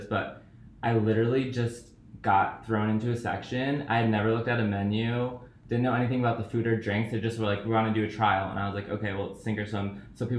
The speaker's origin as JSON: {"language": "English", "town": "Danbury", "region": "Connecticut", "country": "United States", "also_born_or_lived": "Manhattan, New York / Las Vegas, Nevada", "moved": "as an adult", "lives_now": "Los Angeles, United States", "said": "I'm from Danbury, Connecticut. It's like an hour north of New York City. And I moved to Manhattan after college"}